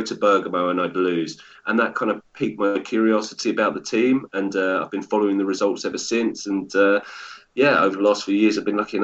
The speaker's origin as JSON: {"language": "English", "region": "England", "country": "United Kingdom", "tie": "born or raised there", "said": "I grew up in England"}